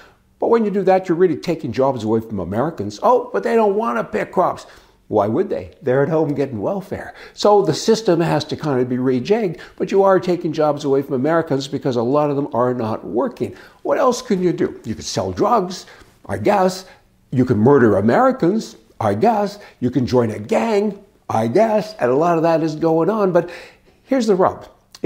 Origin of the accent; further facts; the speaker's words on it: Canada; moved away as an adult; now in United States; I'm a Canadian